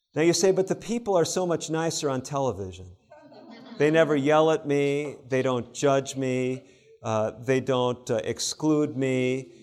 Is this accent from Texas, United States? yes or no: no; Illinois, United States; I grew up in Illinois, not far from Wisconsin.